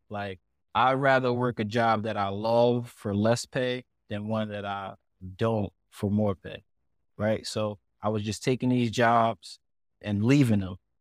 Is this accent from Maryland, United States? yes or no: no; Elizabeth, New Jersey, United States; moved away as an adult; me growing up in Elizabeth